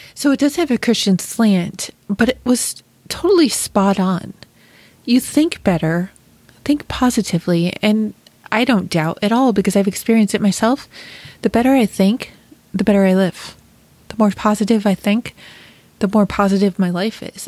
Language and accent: English; Rochester, New York, United States; moved away as an adult; also born or lived in Chicago; I was also born and raised in Rochester, New York.